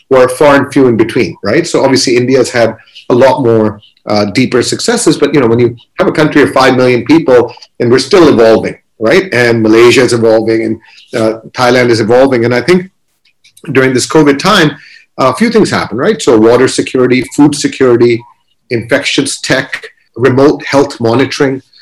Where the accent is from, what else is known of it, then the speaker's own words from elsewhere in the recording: Kuwait; we grew up in Kuwait. We actually went through a war.